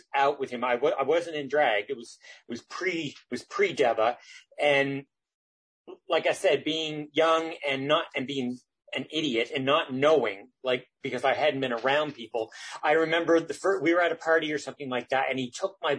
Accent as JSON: {"language": "English", "town": "Isaac's Harbour", "region": "Nova Scotia", "country": "Canada", "tie": "born or raised there", "moved": "as an adult", "lives_now": "Halifax, Canada", "said": "I grew up actually down on the Eastern Shore in a little place in Guysburg County called Isaac's Harbor."}